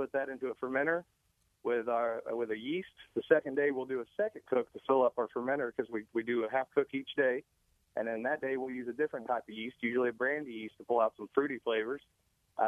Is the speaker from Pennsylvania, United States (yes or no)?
no; southern Indiana, United States